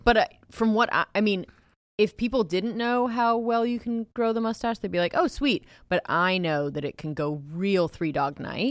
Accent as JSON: {"language": "English", "region": "Ohio", "country": "United States", "moved": "yes", "said": "I'm from Ohio"}